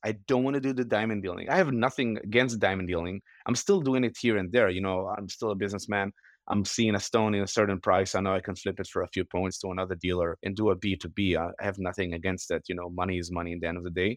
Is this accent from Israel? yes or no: yes; Israel; moved away as an adult; also born or lived in Los Angeles; I was born and raised in Israel on a small farm